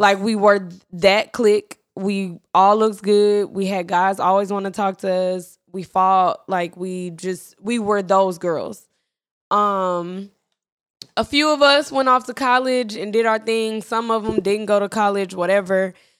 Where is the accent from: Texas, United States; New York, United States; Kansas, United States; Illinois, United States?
Texas, United States; Irving; we're from Irving